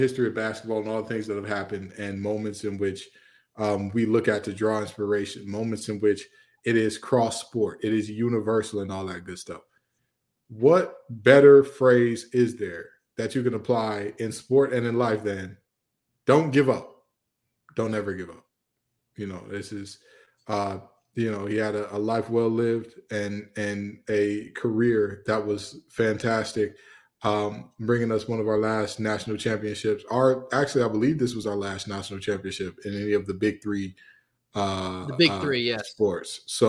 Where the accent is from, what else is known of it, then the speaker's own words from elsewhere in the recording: Detroit, Michigan, United States; growing up in Detroit, Michigan, not being a life for NC State